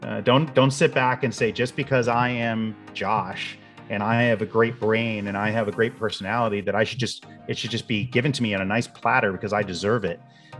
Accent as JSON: {"language": "English", "town": "Boca Raton", "region": "Florida", "country": "United States", "tie": "born or raised there", "said": "and I grew up in Boca Raton, Florida, where IBM had their headquarters and or not their campus where they were building the PCs originally and things like that."}